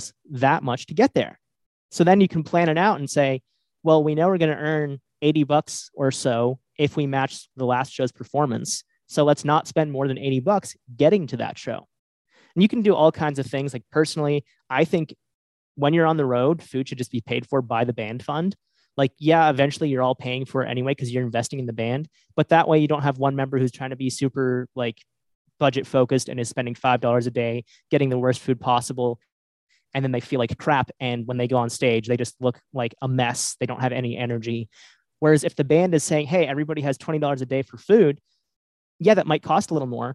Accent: New England, United States; I'm from New England. Like I've lived in New England for most of my life

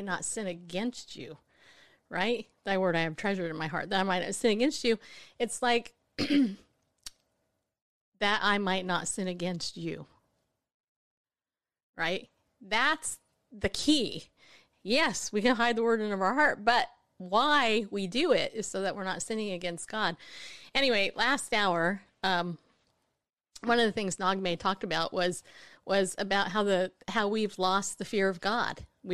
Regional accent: California, United States; now in Tennessee, United States; When I grew up in California and became a Christian

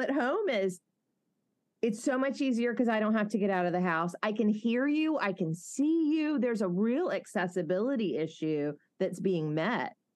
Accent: Mobile, Alabama, United States; accent: southern; I have a good friend, Bradley, who I grew up with in Mobile

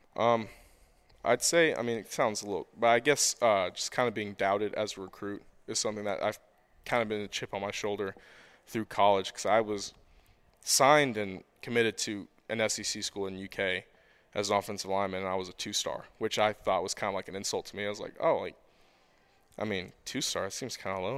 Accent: Nicholasville, Kentucky, United States; I was born and raised in Nicholasville, Kentucky

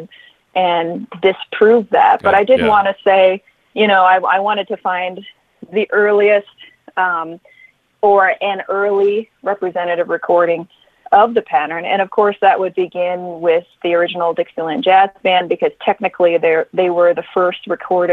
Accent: Connecticut, United States; also born or lived in Denton, Texas; now in New York, United States; I'm originally from Connecticut, but I've been living in New York for a long time.

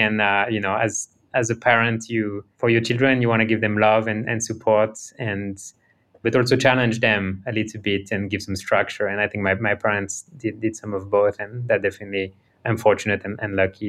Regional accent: France; born there; I was born in France, but my parents immigrated to France from Romania and Syria in the 80s

